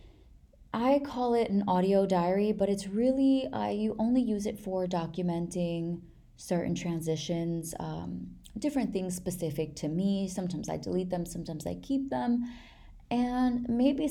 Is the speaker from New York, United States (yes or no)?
yes; New York, United States; I'm from New York